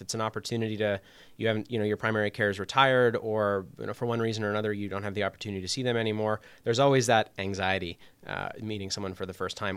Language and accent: English; Toronto, Ontario, Canada; moved away as an adult; also born or lived in Montreal / Chicago; now in Waterbury, United States; I'm from Canada originally. Um, I did my undergrad in Montreal, but I'm from the Toronto area